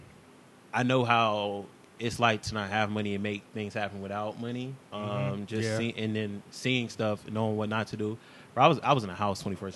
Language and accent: English; LaGrange, North Carolina, United States; also born or lived in Los Angeles, California; now in Raleigh, United States; I was raised in LaGrange, North Carolina, went to school out there.